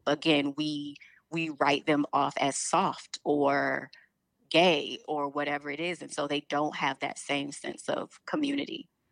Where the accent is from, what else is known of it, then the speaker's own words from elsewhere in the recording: Chicago, Illinois, United States; also born or lived in New York; I'm from Chicago